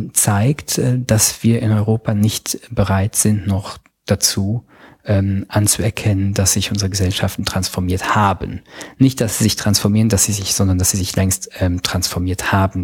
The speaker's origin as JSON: {"language": "German", "country": "Luxembourg", "said": "Ich bin äh, Luxemburger Staatsbürger, bei uns gab es gestern ein Referendum"}